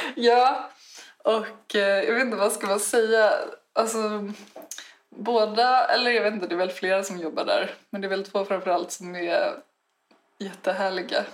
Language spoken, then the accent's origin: Swedish; Stockholm, Stockholm County, Sweden; now in Uppsala, Sweden; jag är från Stockholm.